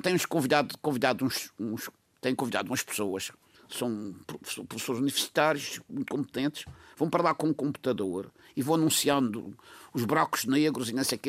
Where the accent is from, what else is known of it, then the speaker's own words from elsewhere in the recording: Portugal; como português